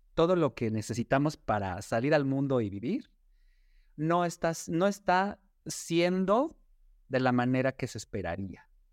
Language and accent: Spanish; Mexico; cómo está la población LGBTQ y más en nuestro país